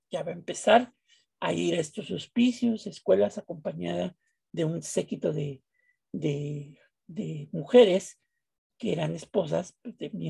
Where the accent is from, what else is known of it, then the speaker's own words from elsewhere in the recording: Mexico; Bueno, ese en mi pueblo se llama Chayote Power